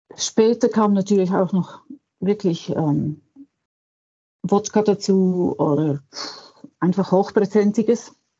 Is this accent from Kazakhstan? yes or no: no; Switzerland; bei uns in der Schweiz